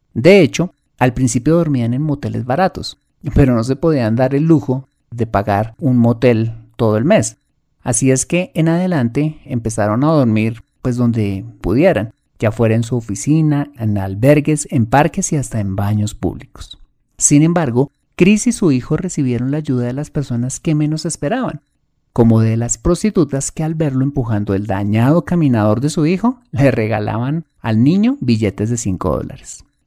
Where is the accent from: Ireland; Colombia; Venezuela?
Colombia